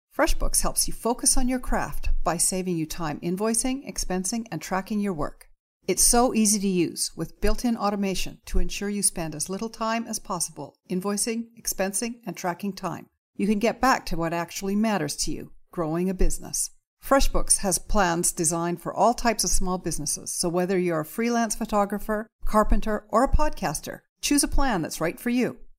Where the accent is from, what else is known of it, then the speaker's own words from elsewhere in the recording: Alberta, Canada; now in British Columbia, Canada; I grew up in Alberta